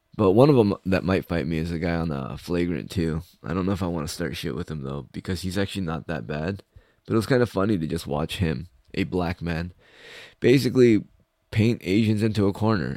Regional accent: United States; I'm American.

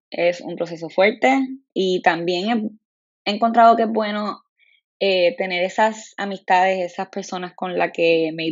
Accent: Puerto Rico; Lo sé, soy una mala puertorriqueña, lo soy, pero no sé por qué en la escuela nunca me llevaron

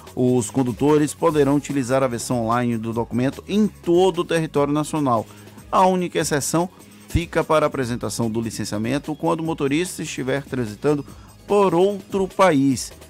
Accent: Bahia, Brazil; born or raised there; now in Salvador, Brazil

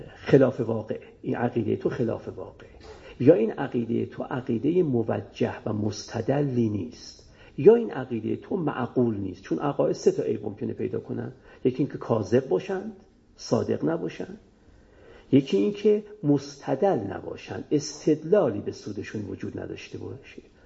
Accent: Iran; ما هممون ایرانیم

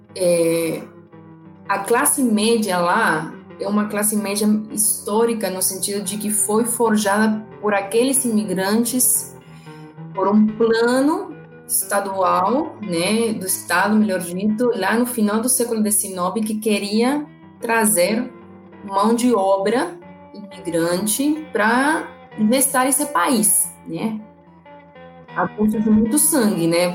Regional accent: Argentina; Portuguese is a second language; moved away as an adult; now in Brazil; eu sou argentina, formada eh, na Universidade de Buenos Aires

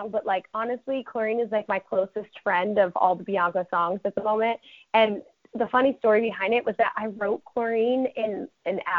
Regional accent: Connecticut, United States; because I grew up in Connecticut, like I grew up on the border of Connecticut and New York, like by Brewster, New York.

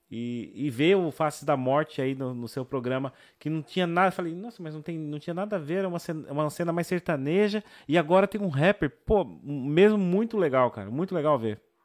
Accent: São Paulo, Brazil; eu sou do Capão Redondo

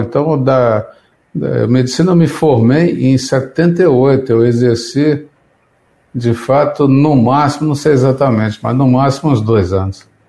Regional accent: São José dos Campos, São Paulo, Brazil; born or raised there; moved away

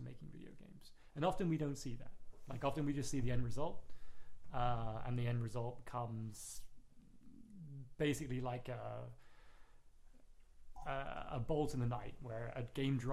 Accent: Plymouth, South West England, United Kingdom; now in New York, United States; I was born and raised in England, a little city called Plymouth.

